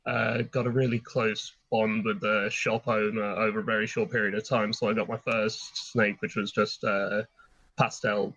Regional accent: England, United Kingdom; now in Ireland; as a kid growing up in England

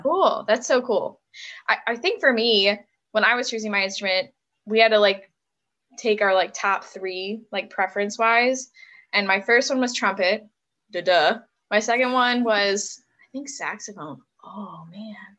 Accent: Buffalo, New York, United States; moved away as an adult; also born or lived in Cleveland; I grew up in the Buffalo area.

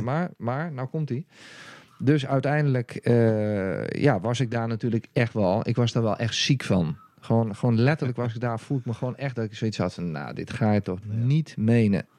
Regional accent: Raalte, Overijssel, Netherlands; also born or lived in Haarlem; oorspronkelijk kom ik uit Haarlem. En eh, uiteindelijk ben ik eh, als jonge jongen ben ik, in de regio van Deventer terechtgekomen. Toen was ik een, een, jaar of zes

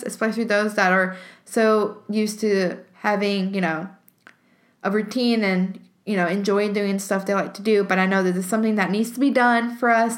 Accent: Alabama, United States; I am from Alabama and I am a student at the University of Alabama

